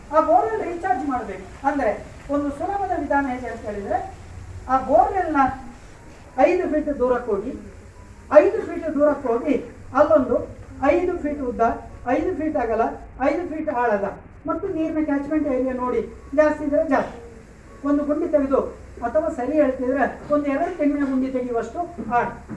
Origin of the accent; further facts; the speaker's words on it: Dakshina Kannada, Karnataka, India; ದಕ್ಷಿಣ ಕನ್ನಡದಲ್ಲಿ ನಾವೆಲ್ಲ